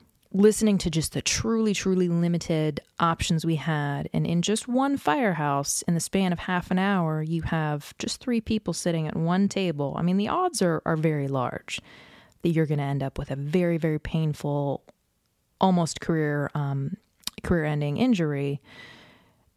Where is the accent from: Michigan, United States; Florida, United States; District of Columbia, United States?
District of Columbia, United States; Washington; I grew up in the Washington, D.C. area, where dad had a top secret clearance